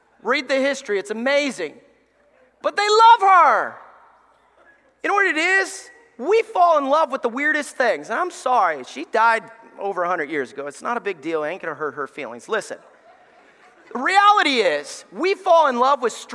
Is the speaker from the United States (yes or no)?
yes; Alabama, United States; I grew up in church in Alabama